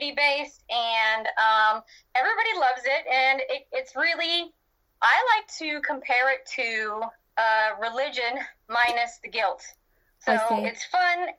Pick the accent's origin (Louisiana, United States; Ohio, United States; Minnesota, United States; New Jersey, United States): Louisiana, United States; I am from Louisiana in the United States, if you guys couldn't tell from my accent